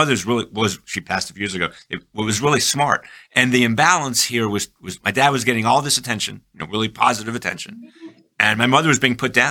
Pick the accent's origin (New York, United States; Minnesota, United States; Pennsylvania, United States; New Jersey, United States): New York, United States; Long Island; I was raised in Long Island